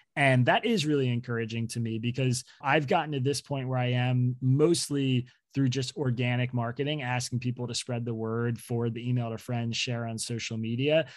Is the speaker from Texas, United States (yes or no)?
no; Bucks County, Pennsylvania, United States; now in Brooklyn, United States; raised in Bucks County, Pennsylvania